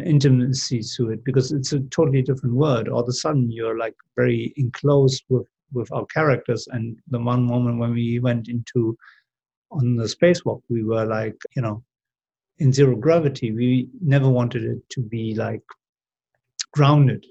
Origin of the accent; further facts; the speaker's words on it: Germany; moved away as an adult; also born or lived in Seville, Spain / London, United Kingdom; I grew up in Germany